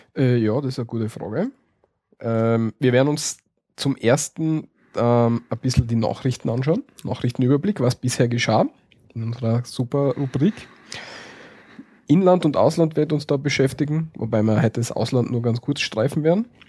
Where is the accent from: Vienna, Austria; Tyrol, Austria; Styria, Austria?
Styria, Austria; bei uns in der Steiermark